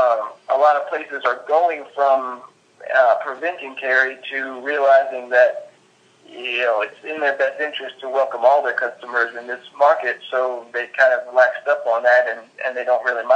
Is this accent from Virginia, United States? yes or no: yes; Richmond, Virginia, United States; I'm from Richmond, Virginia